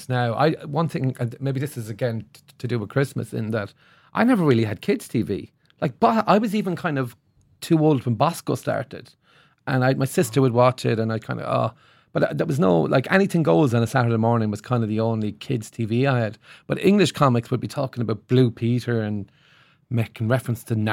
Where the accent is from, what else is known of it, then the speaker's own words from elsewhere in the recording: Limerick, Munster, Ireland; I was in Limerick City, but where we were is, you know, it's out from, slightly out from the city